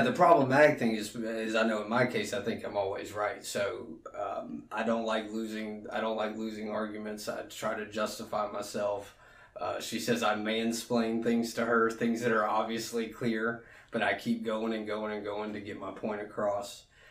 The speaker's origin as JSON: {"language": "English", "town": "Alexandria", "region": "Louisiana", "country": "United States", "tie": "born or raised there", "also_born_or_lived": "Baton Rouge, Louisiana", "moved": "as an adult", "said": "I'm from Alexandria. Went to uh, Menard uh, Menard High School, which is a private Catholic school in Alexandria"}